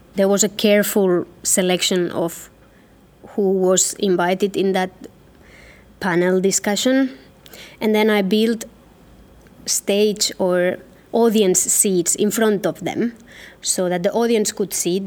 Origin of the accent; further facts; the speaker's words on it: Catalonia, Spain; moved away as an adult; now in Helsinki, Finland; I was born in Catalonia, but I have been living and working for the last 14 years in Helsinki, in Finland.